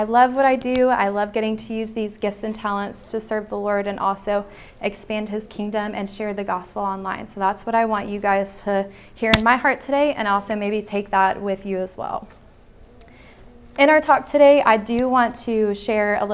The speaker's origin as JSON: {"language": "English", "town": "Nashville", "region": "Tennessee", "country": "United States", "said": "I'm from Nashville, Tennessee"}